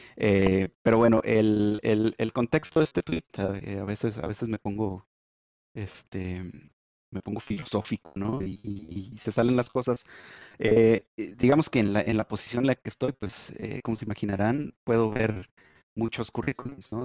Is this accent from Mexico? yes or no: yes; Chihuahua, Mexico; en Chihuahua, de donde soy